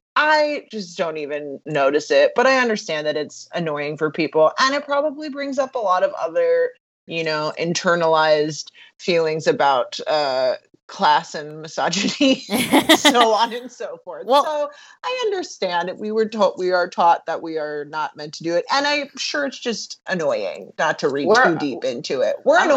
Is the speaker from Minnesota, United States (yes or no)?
no; Southern California, United States; I am born and raised in Southern California